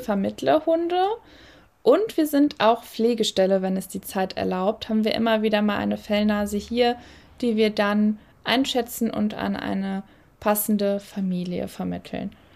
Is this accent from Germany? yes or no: yes; Cologne, North Rhine-Westphalia, Germany; moved away as an adult; now in Solingen, Germany; Wir sind tatsächlich gebürtige Kölner beide